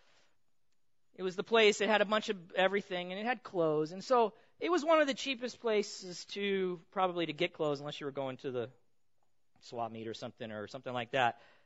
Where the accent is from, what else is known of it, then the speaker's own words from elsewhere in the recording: Pomona, California, United States; I grew up in Pomona